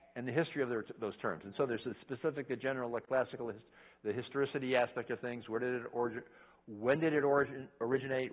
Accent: United States; I'm an American

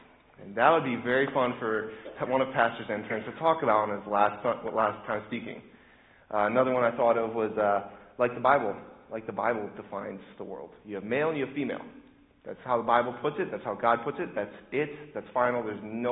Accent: Indianapolis, Indiana, United States; I'm from Indianapolis, this is my home

